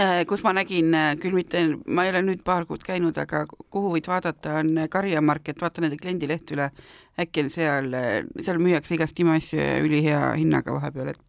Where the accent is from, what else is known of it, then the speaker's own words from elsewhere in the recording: Tartu, Tartu County, Estonia; moved away; ma olen tartlane